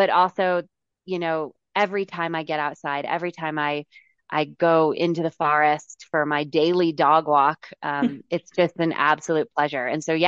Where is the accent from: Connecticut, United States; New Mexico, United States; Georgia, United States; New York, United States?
Connecticut, United States; now in South Lake Tahoe, United States; I was raised in the East Coast and I'm from Connecticut.